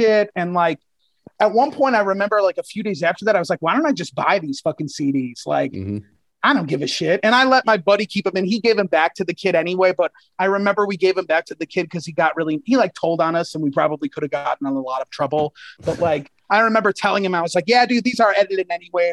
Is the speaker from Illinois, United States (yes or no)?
yes; Chicago, Illinois, United States; the border of the burbs in Chicago, kind of, is where I grew up